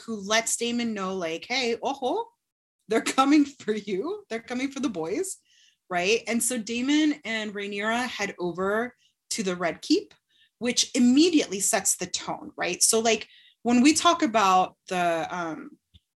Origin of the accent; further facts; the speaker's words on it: Florida, United States; I'm from Florida